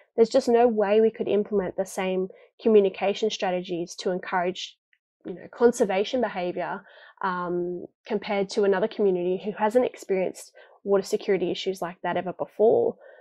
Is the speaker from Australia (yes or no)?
yes; Townsville, Queensland, Australia; I'm from Townsville myself